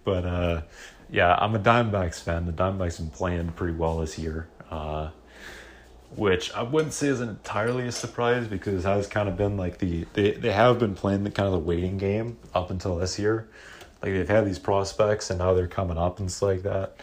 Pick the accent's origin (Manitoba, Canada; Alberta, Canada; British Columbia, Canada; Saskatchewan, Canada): British Columbia, Canada; Vancouver; I'm from Vancouver